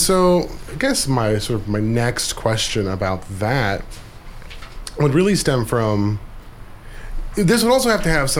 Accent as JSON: {"language": "English", "town": "Anchorage", "region": "Alaska", "country": "United States", "tie": "born or raised there", "said": "growing up in Anchorage"}